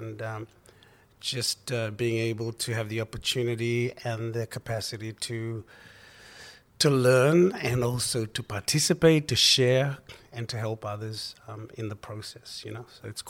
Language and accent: English; Fiji; now in Australia; from Fiji as well, and spent most of my life in Australia. I was raised in Fiji as well in the earlier parts, and that was wonderful.